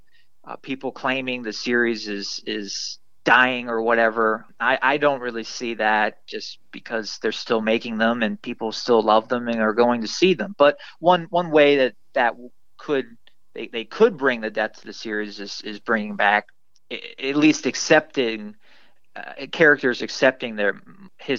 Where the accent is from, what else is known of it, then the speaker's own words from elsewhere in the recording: Upper St. Clair, Pennsylvania, United States; my hometown of Pittsburgh and my small hometown, the specific town I lived in the suburbs of Pittsburgh, Upper St. Clair